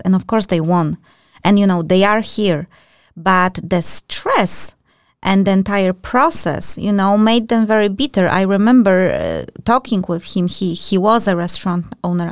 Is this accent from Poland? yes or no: yes; Poland; now in Denmark; I'm from European Union, just like Marta, we are Polish